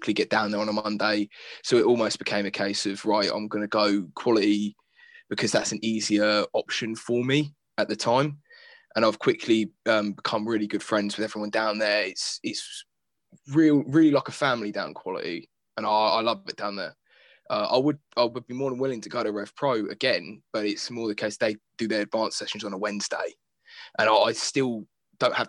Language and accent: English; Fareham, South East England, United Kingdom; I'm from Fareham, Portchester, so Portsmouth